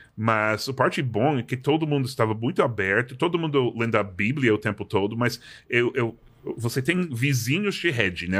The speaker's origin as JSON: {"language": "Portuguese", "region": "Massachusetts", "country": "United States", "also_born_or_lived": "New York", "second_language": "Portuguese", "moved": "yes", "said": "sou de Massachusetts e fui para a faculdade"}